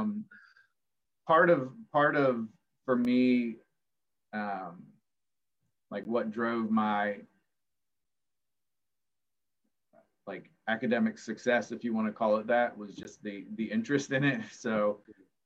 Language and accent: English; Culpeper, Virginia, United States; moved away; I grew up in the county, a house up in the woods